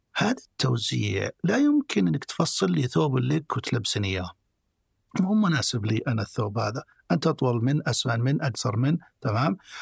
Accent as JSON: {"language": "Arabic", "country": "Saudi Arabia", "said": "عندنا في السعودية"}